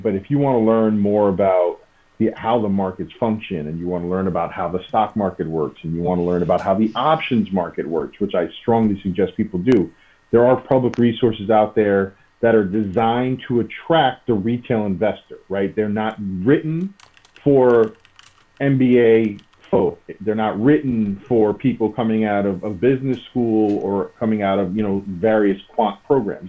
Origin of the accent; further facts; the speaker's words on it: New York, United States; moved away as an adult; also born or lived in Chicago / Alameda; I'm a New Yorker, born and raised